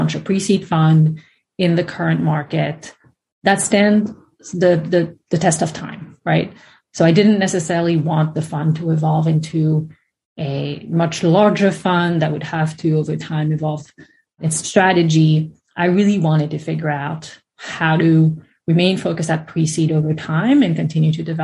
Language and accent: English; France; moved away as an adult; now in United States; I'm from France originally